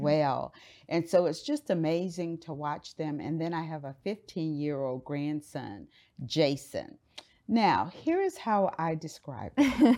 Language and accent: English; Miami, Florida, United States; now in Dallas, United States; I grew up in Miami, Florida